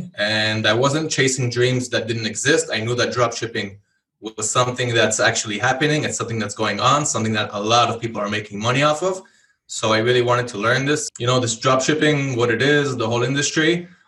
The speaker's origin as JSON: {"language": "English", "country": "Israel", "also_born_or_lived": "Hawaii", "second_language": "English", "said": "So I'm from Israel. I was born in Israel, but I lived in Hawaii for over 10 years. I'm guessing that's also where I got my English from. After that, I moved back to Israel"}